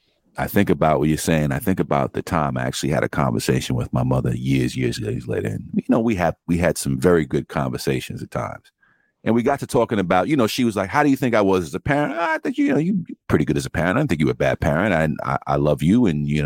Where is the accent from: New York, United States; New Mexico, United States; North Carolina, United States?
New York, United States; New York City; also born or lived in St. Albans, Queens; I grew up early in Cambridge Heights, and most of my bike riding and shit I did was at my grandmother's house in St. Albans